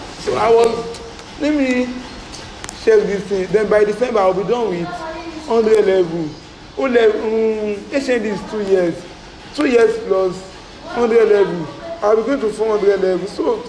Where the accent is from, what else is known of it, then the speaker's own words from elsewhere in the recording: Lagos, Nigeria; I'm from Lagos.